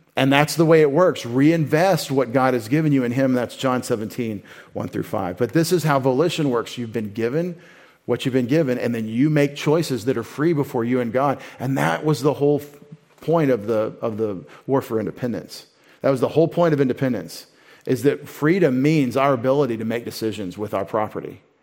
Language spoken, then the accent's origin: English; United States; I'm such an American.